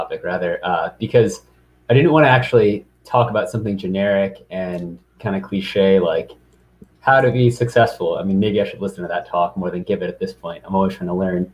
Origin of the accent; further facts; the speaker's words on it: St. Louis, Missouri, United States; moved away as an adult; also born or lived in East Coast; I'm from St. Louis, Missouri, born and raised, came to the East Coast around 2011 for college